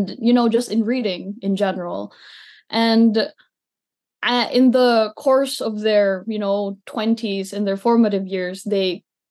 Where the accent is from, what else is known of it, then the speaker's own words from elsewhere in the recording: Abuyog, Eastern Visayas, Philippines; moved away as an adult; also born or lived in Massachusetts, United States; my hometown is Abuyog